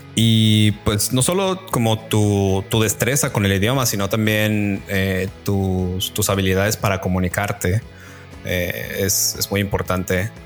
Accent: Guadalajara, Jalisco, Mexico; moved away as an adult; also born or lived in Sudbury, Ontario; now in Vancouver, Canada; yo soy de Guadalajara. Tengo en Vancouver viviendo ya un poco más de dos años

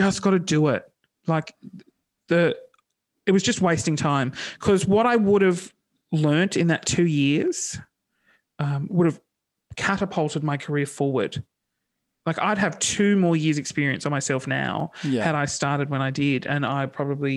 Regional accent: Sydney, New South Wales, Australia; Sydney. I grew up in Sydney

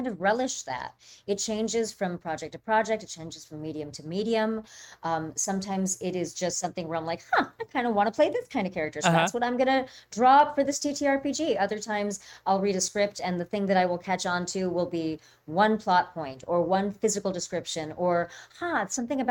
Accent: Orange County, California, United States; I grew up in Orange County and California

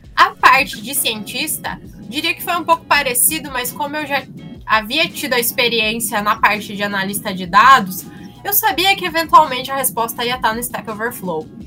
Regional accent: Santa Catarina, Brazil; eu sou de Santa Catarina

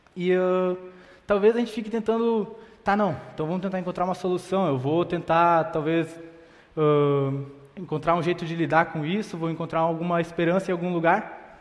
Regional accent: Sapiranga, Rio Grande do Sul, Brazil; eu nasci e cresci aqui em Sapiranga

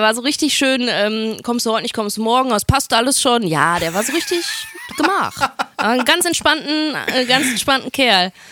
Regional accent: Oberhausen, North Rhine-Westphalia, Germany; bin in Oberhausen aufgewachsen, im Herzen des Ruhrgebiets.

